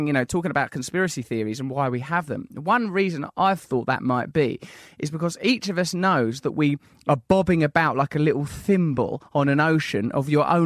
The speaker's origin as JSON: {"language": "English", "town": "Sidcup", "region": "London", "country": "United Kingdom", "tie": "born or raised there", "said": "since I was a little girl growing up in Sidcup."}